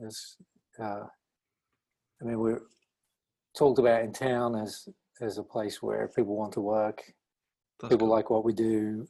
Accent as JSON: {"language": "English", "region": "East of England", "country": "United Kingdom", "tie": "born or raised there", "moved": "as an adult", "lives_now": "Florida, United States", "said": "I graduated from the University of Reading in 1996 with a BA in typography and graphic communication. I grew up and lived in Essex."}